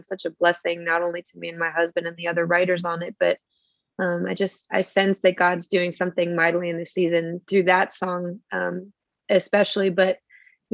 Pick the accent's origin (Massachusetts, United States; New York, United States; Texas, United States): New York, United States; Buffalo; I hail from Buffalo, New York